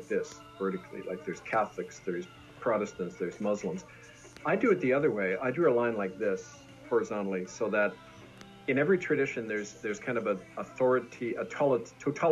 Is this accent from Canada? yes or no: yes; Manitoba, Canada; the Mennonites, who I grew up with in Manitoba